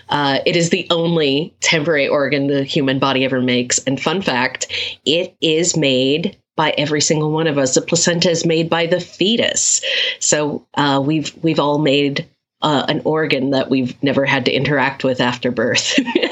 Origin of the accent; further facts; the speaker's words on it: Japan; I've always picked up languages very quickly. I grew up in Japan, and I had friends from all over the world. So I speak a smattering of a whole bunch of different languages, but I'm fluent in English and Spanish